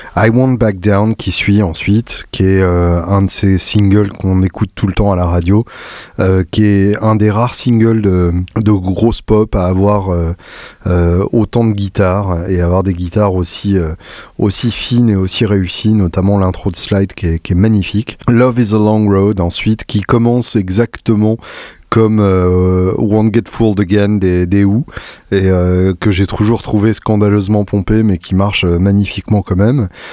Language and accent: French; France; quand on est français